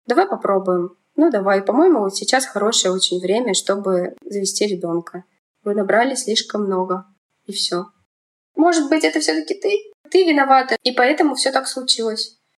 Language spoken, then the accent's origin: Russian; Kemerovo, Kemerovo Oblast, Russia; moved away as an adult; also born or lived in Belovo, Russia; now in Moscow Oblast, Russia; Родилась я в Кемеровской области, в маленьком городе Белово. Потом переехали мы с мамой в Кемерово. В Кемерово пожили, я там закончила школу